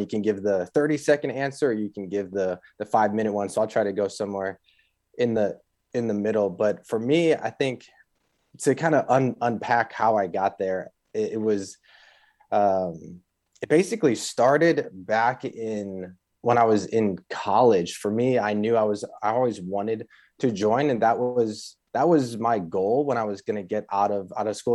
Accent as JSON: {"language": "English", "town": "Chicago", "region": "Illinois", "country": "United States", "tie": "born or raised there", "said": "I grew up in the North Shore of Chicago"}